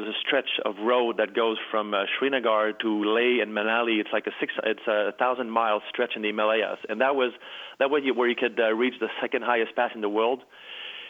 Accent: Chicoutimi, Quebec, Canada; also born or lived in Montreal; now I'm back in my hometown in Chicoutimi

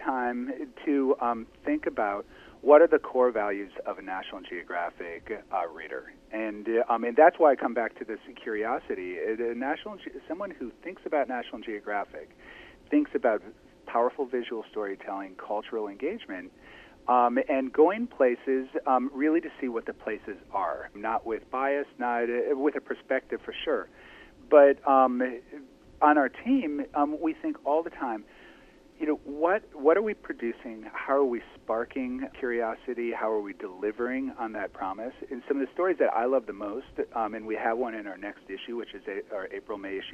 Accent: Toledo, Ohio, United States; I grew up in Toledo, Ohio

